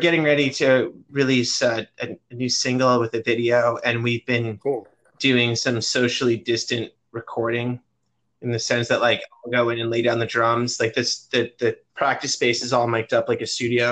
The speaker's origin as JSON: {"language": "English", "country": "Canada", "tie": "born or raised there", "said": "I grew up watching in Canada, our version of MTV is called Much Music."}